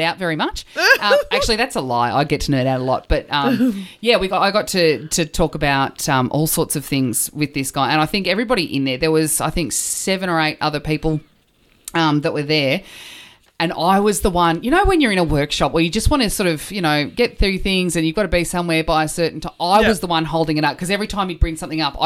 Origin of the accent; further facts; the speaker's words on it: Australia; I'm Aussie